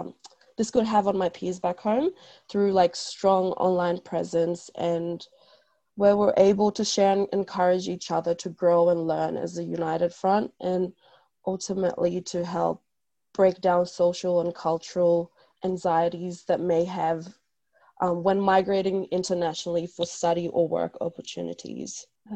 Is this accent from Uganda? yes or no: no; Bougainville, Papua New Guinea; now in Australia; I'm from Bougainville, born and raised there. Moved to Australia 2009.